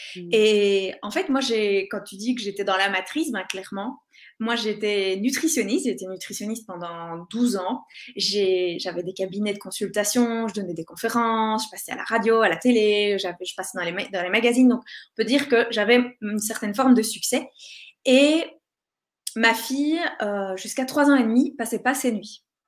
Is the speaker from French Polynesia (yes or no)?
no; Belgium; je suis belge